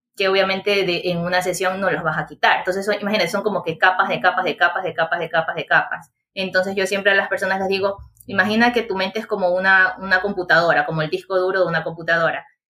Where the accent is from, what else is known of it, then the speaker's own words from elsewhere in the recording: Chone, Manabí, Ecuador; Yo soy de Chone, Manabí, Ecuador